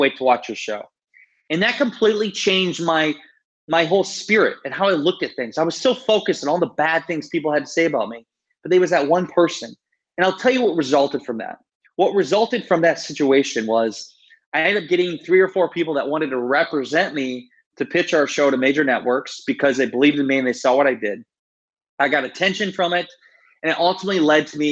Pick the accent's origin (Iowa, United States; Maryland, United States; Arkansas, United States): Iowa, United States; I'm a kid from a town of 700 people. I grew up in Iowa